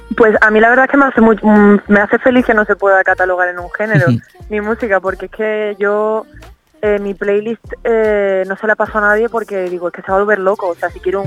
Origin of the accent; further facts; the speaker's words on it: Cádiz, Andalusia, Spain; yo soy de Cádiz